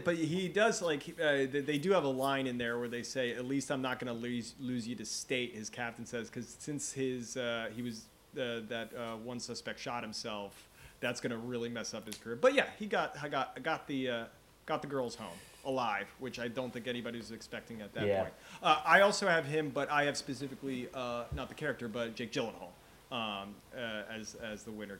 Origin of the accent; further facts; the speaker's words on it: Norway; And then they wanted to know where I was from. So I said, I'm from Norway.